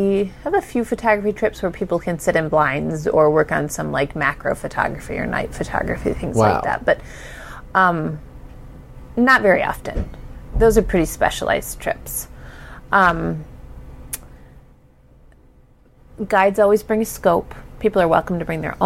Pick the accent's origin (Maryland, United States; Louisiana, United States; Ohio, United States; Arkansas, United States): Ohio, United States; I'm from Ohio